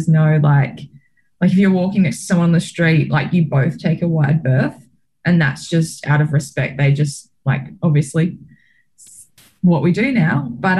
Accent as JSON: {"language": "English", "country": "Australia", "said": "the camaraderie you get from being an Australian and being able to see all the other teams and other athletes achieve success as well."}